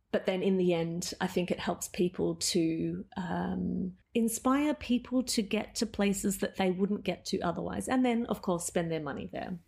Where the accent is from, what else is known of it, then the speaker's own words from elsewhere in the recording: Melbourne, Victoria, Australia; moved away as an adult; also born or lived in Amsterdam; now in Tokyo, Japan; I'm originally from Melbourne.